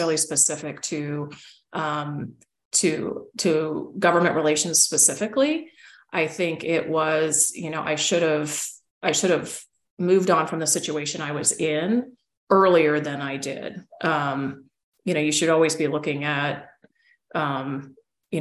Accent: Loveland, Colorado, United States; moved away as an adult; also born or lived in Oregon / Washington, D.C.; I grew up in Loveland, Colorado, the sweetheart city

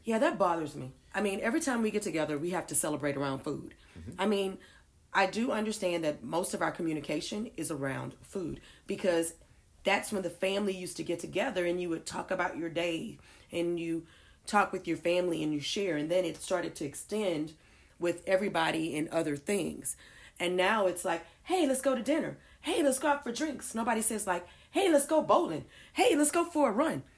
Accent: Houston, Texas, United States; I'm from Houston

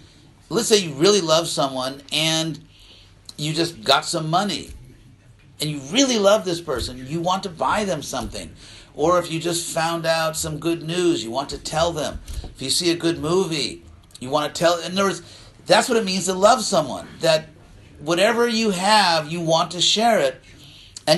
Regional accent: United States; I'm an American

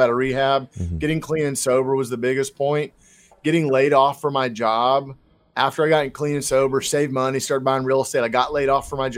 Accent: Texas, United States; born and raised in Texas, lived all across the state

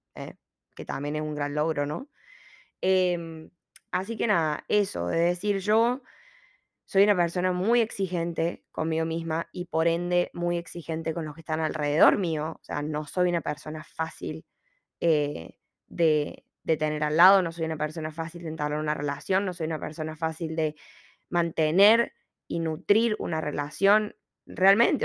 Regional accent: Argentina; moved away as an adult; now in Australia

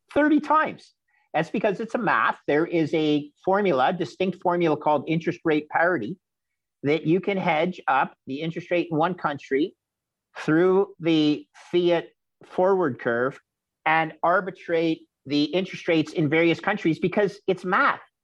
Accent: Canada; as a Canadian

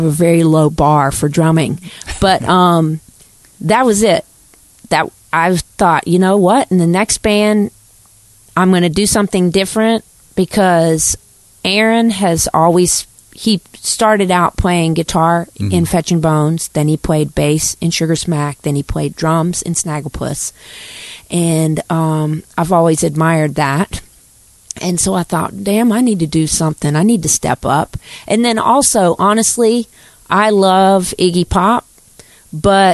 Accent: Davidson, North Carolina, United States; growing up in Davidson

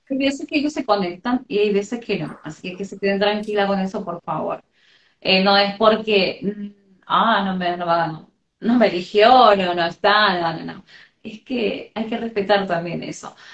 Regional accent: Argentina; Hola. Soy de Argentina.

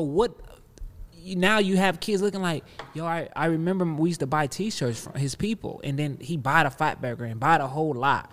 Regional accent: Compton, California, United States; and I'm from Compton

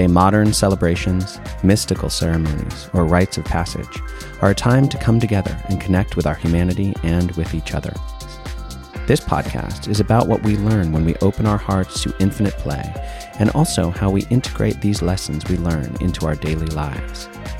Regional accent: Santa Fe, New Mexico, United States; which is conveniently located in my hometown of Santa Fe, New Mexico.

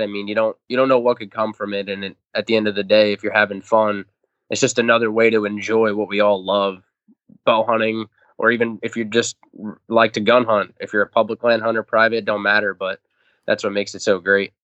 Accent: Long Island, New York, United States; I'm from Long Island, so all the hunting I grew up doing

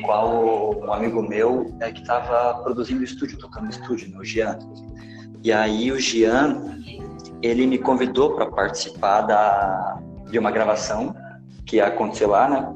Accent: Joinville, Santa Catarina, Brazil; Eu sou de Joinville

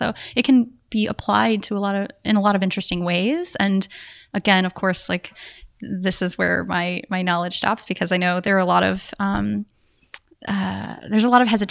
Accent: South Texas, United States; same for me as a South Texan.

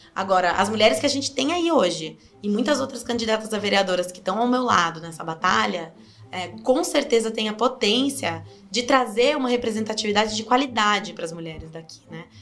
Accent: Sorocaba, São Paulo, Brazil; Eu nasci aqui em Sorocaba, cresci aqui também, ah, no bairro de Inhaíba, em Brigadeiro Tobias

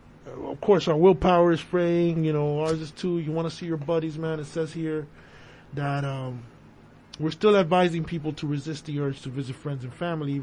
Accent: Brooklyn, New York, United States; from Brooklyn. I'm sorry.

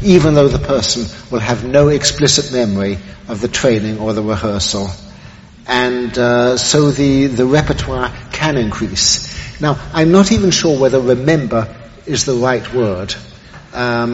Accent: England, United Kingdom; now in New York, United States; being English

